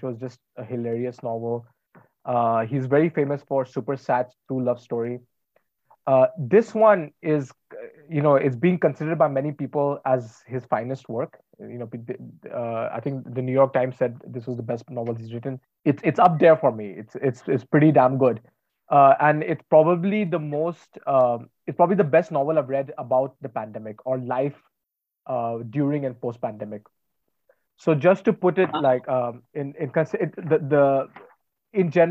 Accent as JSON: {"language": "English", "town": "Varanasi", "region": "Uttar Pradesh", "country": "India", "tie": "born or raised there", "said": "someone who's from Banaras"}